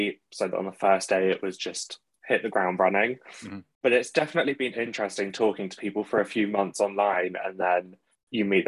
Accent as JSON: {"language": "English", "town": "Maidenhead", "region": "South East England", "country": "United Kingdom", "moved": "yes", "lives_now": "London, United Kingdom", "said": "currently in North Greenwich in London, but originally from Maidenhead over in Berkshire"}